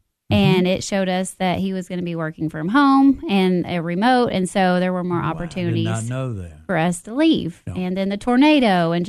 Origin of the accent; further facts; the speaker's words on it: Monterey, Tennessee, United States; also born or lived in Nashville; So I was born and raised in Monterey. Went all through school. Graduated from Monterey High School.